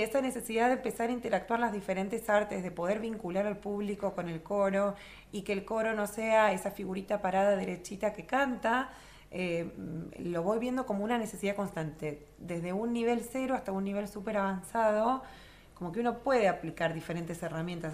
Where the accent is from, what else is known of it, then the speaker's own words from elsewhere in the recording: Río Gallegos, Santa Cruz, Argentina; also born or lived in Buenos Aires; no nací en, Río Gallegos, nací en Capital, pero al año se vinieron acá a instalar mis papás y hice toda mi formación en, Río Gallegos